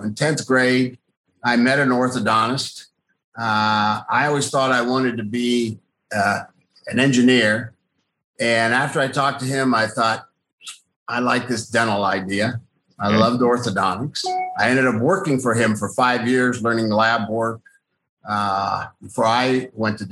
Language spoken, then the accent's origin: English; Akron, Ohio, United States; also born or lived in St. Louis; I was born and raised in West Akron